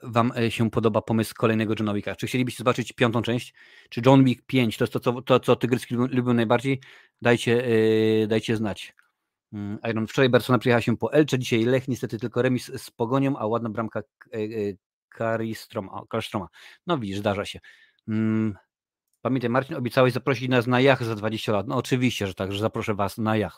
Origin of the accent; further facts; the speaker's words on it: Lesser Poland, Poland; ja jestem akurat z, z Małopolski, więc mówi się na polu